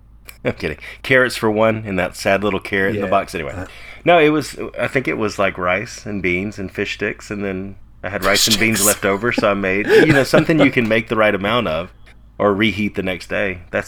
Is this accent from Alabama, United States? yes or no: yes; Prattville, Alabama, United States; born or raised there; moved away; also born or lived in Tuscaloosa